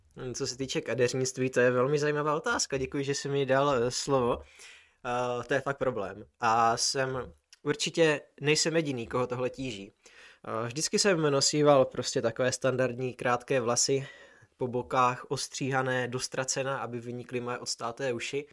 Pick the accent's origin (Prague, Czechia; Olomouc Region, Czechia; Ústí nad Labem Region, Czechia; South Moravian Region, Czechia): South Moravian Region, Czechia; Brno; jsme z Brna